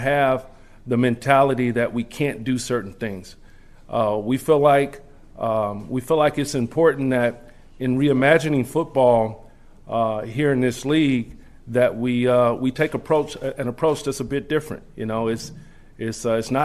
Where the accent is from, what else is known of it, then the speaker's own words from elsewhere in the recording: Charlotte, North Carolina, United States; moved away as an adult; also born or lived in Washington, D.C.; as a young boy growing up in Charlotte, North Carolina